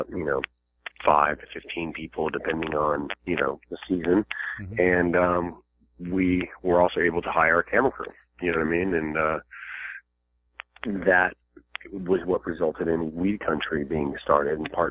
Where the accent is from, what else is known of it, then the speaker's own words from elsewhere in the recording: Virginia, United States; I'm from Virginia, and that's just right over the border there.